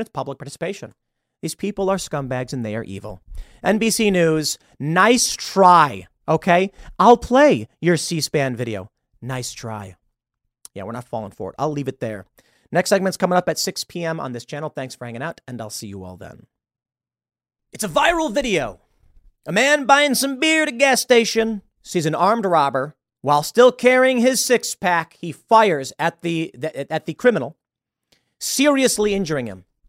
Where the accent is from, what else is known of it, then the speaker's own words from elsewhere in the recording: Chicago, Illinois, United States; also born or lived in New York; now in West Virginia, United States; I'm from Chicago